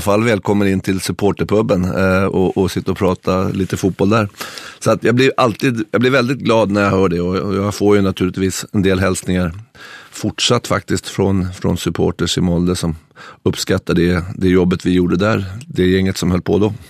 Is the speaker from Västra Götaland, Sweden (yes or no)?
no; Stockholm, Stockholm County, Sweden; moved away as an adult; now in Norway